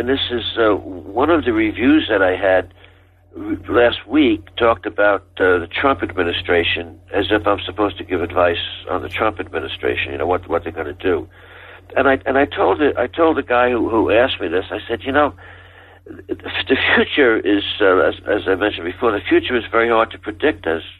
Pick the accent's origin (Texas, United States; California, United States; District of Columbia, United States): Texas, United States; Southern; accent: Southern Texas; my Southern Texas accent.